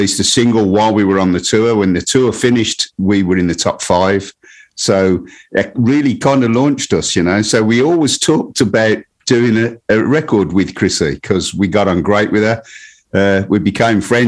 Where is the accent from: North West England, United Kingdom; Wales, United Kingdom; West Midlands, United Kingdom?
West Midlands, United Kingdom; Birmingham; all born in Birmingham